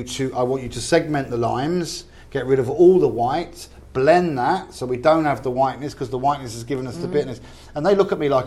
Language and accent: English; England, United Kingdom; We're English.